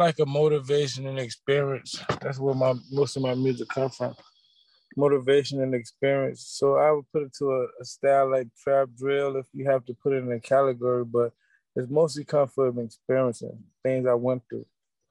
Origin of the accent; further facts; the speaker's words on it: Chicago, Illinois, United States; me growing up in Chicago